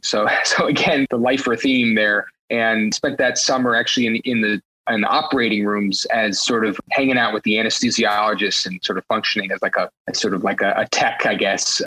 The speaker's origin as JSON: {"language": "English", "town": "New York City", "region": "New York", "country": "United States", "tie": "born or raised there", "said": "I grew up in New York City on the Upper West Side of Manhattan"}